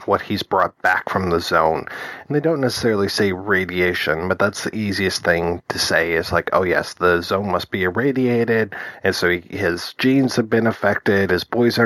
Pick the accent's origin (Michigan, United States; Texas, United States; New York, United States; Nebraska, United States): Michigan, United States; Detroit; growing up in Detroit